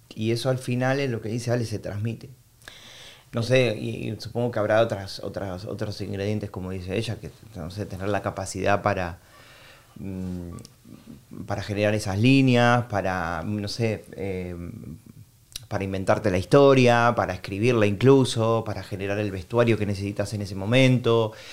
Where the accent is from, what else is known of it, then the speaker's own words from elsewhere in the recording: Argentina; moved away as an adult; now in Madrid, Spain; yo soy argentino